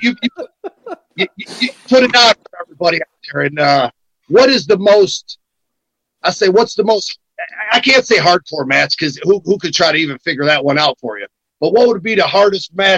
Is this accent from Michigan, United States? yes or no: yes; Detroit, Michigan, United States; Detroit, Michigan. I'm on the west side